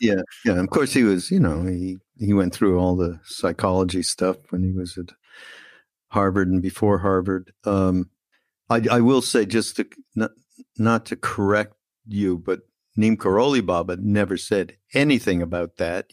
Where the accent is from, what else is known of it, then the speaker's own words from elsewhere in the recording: Canada; we're Canadian brothers.